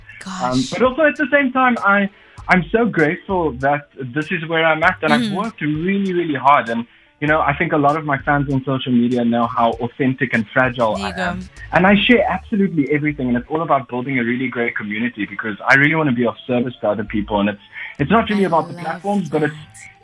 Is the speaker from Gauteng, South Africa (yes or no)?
no; Cape Town, Western Cape, South Africa; moved away; this is my hometown anyway, so it's so good to be back home